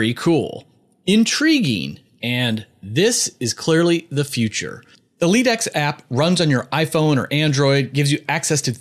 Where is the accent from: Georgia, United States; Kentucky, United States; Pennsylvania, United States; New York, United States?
Pennsylvania, United States; Philadelphia; Temple University Health System in my hometown of Philadelphia